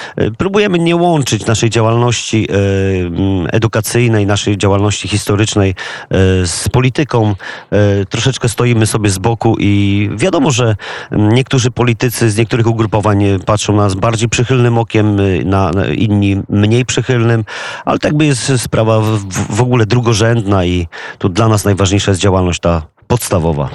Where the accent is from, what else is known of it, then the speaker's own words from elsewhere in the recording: Głogów, Lower Silesian Voivodeship, Poland; my wszyscy jesteśmy z Głogowa